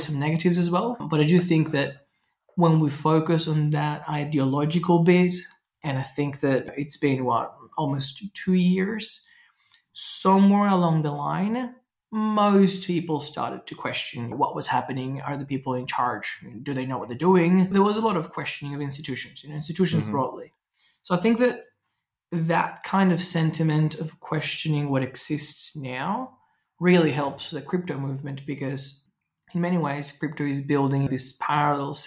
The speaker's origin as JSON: {"language": "English", "country": "Venezuela", "tie": "born or raised there", "moved": "yes", "said": "I grew up in Venezuela"}